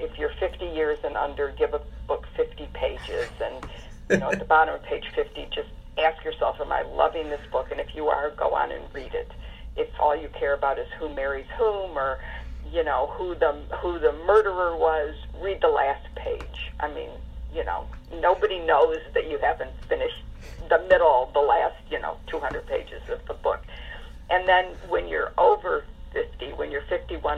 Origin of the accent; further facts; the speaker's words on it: Detroit, Michigan, United States; when I was growing up in Detroit